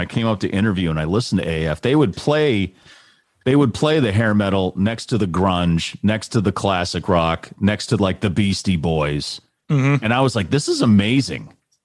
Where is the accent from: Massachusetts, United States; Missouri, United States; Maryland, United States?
Massachusetts, United States; Natick; moved away as an adult; also born or lived in Richmond, Virginia; I was growing up in Natick, but when I moved back